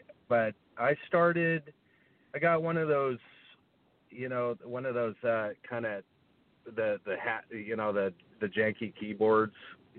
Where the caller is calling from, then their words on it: Santa Barbara, California, United States; I'm calling from Santa Barbara, California. It's where I am right now, have been since March.